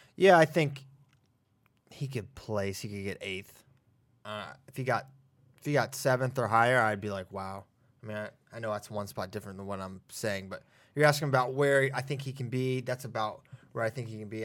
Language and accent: English; Virginia, United States; my home state